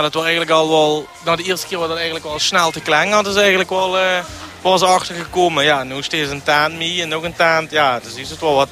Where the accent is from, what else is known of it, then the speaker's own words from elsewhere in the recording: Mesch, Limburg, Netherlands; Ik ben afkomstig uit Mesh, geboren en getogen